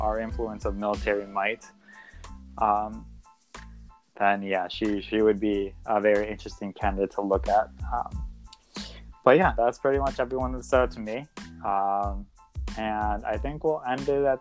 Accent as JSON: {"language": "English", "country": "United States", "said": "us most excited as American people"}